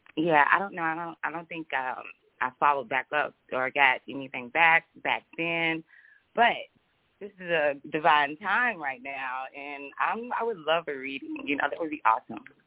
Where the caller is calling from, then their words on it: Louisville, Kentucky, United States; Calling from the 502. That's Louisville, Kentucky